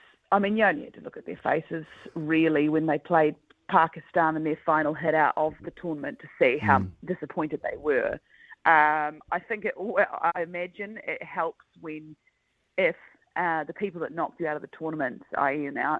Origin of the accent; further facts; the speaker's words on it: New Zealand; a Kiwi, you know, cricket fan